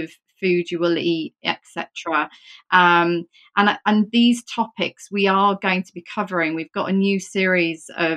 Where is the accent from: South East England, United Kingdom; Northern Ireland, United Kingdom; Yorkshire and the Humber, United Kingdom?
Yorkshire and the Humber, United Kingdom; I'm from Yorkshire.